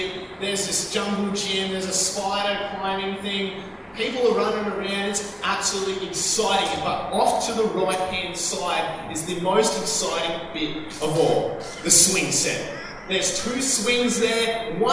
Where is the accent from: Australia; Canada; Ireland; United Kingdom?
Australia; We're Australians